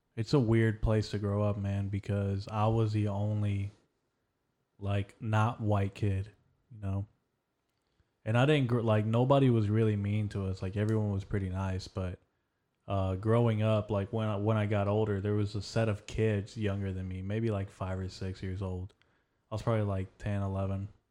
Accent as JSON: {"language": "English", "region": "Texas", "country": "United States", "tie": "born or raised there", "said": "I was born in Texas."}